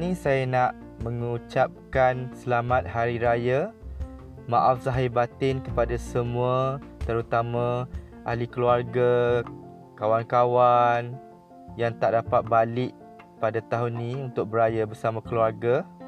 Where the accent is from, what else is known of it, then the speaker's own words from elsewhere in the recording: Machang, Kelantan, Malaysia; Tahun ni saya beraya di kampung saya di Macang, Kelantan bersama dengan mak saya.